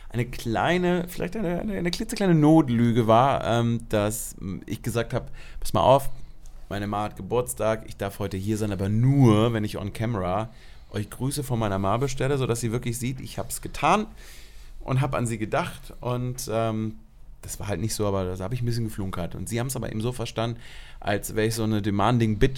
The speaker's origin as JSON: {"language": "German", "country": "Germany", "said": "wir sind in Deutschland, ich bin Deutscher, wir sind in Berlin."}